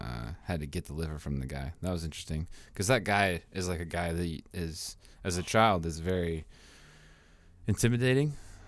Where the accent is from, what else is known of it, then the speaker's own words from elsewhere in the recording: Washington, United States; I was in Washington, in Washington State.